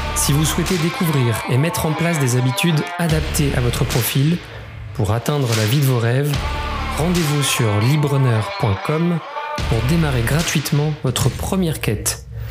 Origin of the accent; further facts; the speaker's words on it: Creuse, Nouvelle-Aquitaine, France; je suis originaire du département de la Creuse